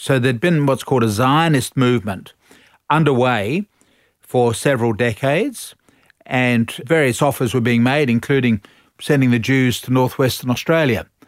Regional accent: England, United Kingdom; I speak as an Englishman

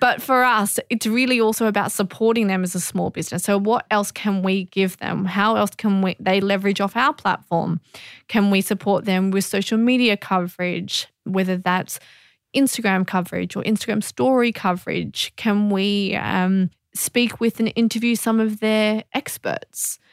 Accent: Australia; being Australian

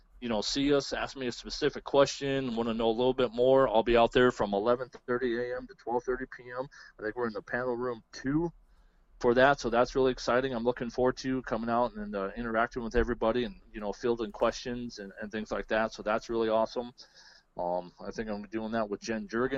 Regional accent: Pierre, South Dakota, United States; I've gone back to my hometown. I grew up around the Pierre area in central South Dakota

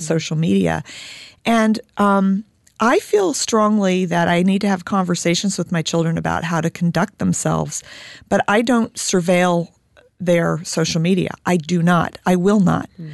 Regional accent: Indiana, United States; I'm an Irish Catholic German Jew from Indiana

